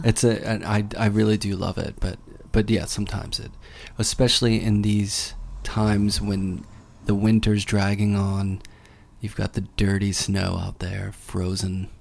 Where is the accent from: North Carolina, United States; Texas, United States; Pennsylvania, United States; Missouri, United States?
Pennsylvania, United States; Pittsburgh; I am from Pittsburgh